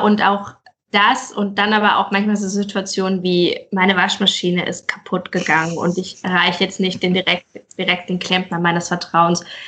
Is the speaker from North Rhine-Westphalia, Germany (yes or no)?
no; Pforzheim, Baden-Württemberg, Germany; moved away as an adult; now in Mainz, Germany; ich komme ursprünglich aus Pforzheim, genau, und bin Pforzheim. Ah. vor sechs Jahren nach Mainz gezogen